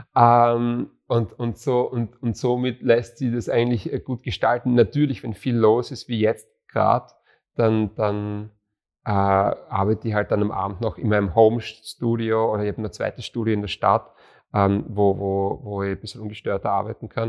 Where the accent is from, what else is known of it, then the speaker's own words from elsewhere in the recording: Graz, Styria, Austria; also born or lived in Bruck an der Mur / Monterey, California; wir sind ja Grazer